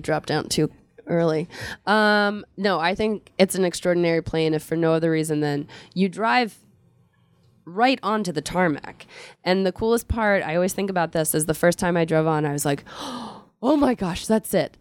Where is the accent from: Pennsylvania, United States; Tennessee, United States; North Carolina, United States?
Pennsylvania, United States; Philadelphia; I'm from Philadelphia